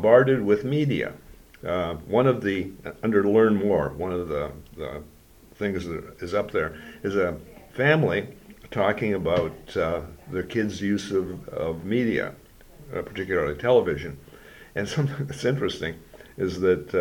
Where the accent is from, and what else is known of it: Sault Ste. Marie, Ontario, Canada; born or raised there